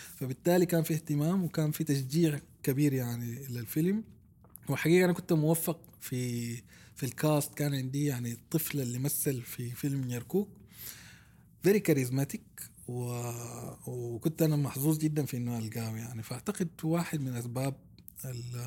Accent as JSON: {"language": "Arabic", "country": "Sudan", "tie": "born or raised there", "said": "انا طفولتي تربيت في السودان"}